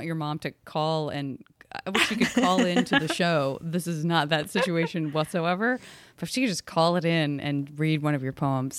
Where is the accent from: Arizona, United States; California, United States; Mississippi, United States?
Arizona, United States; and I'm from Arizona where there are just no autumn leaves.